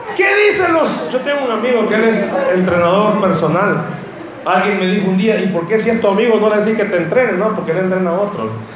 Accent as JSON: {"language": "Spanish", "country": "El Salvador", "accent": "Salvadoran", "said": "en buen salvadoreño"}